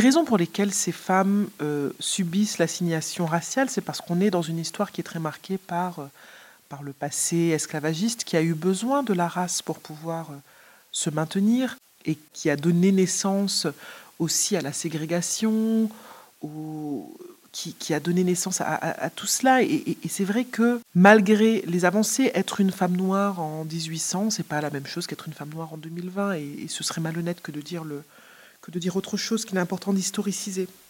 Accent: Martinique; Je suis de Martinique

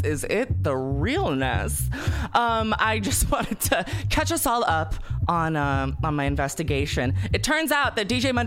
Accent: Southern California, United States; moved away as an adult; now in East Coast, United States; I grew up in Southern California

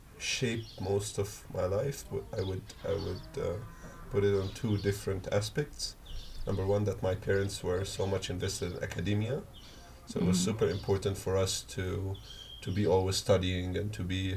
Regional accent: Egypt; also born or lived in Germany; So I was born in Germany, and one thing that is that's been consistent throughout my life is moving from one place to the other. So we were born in Germany, then I'm originally Egyptian, both my parents are Egyptian, so we moved back

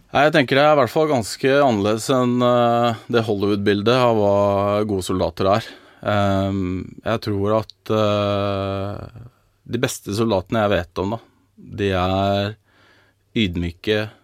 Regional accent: Norway

